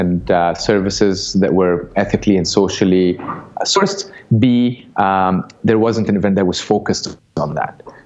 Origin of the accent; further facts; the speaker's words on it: Cairo, Cairo Governorate, Egypt; moved away; I'm originally from Cairo, Egypt.